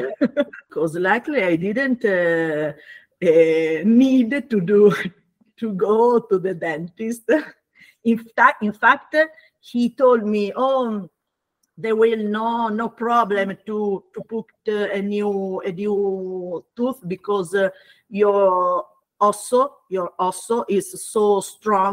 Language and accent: English; Bologna, Emilia-Romagna, Italy; English is a second language; moved away as an adult; now in Finocchito, Italy; I was born and grew up in Bologna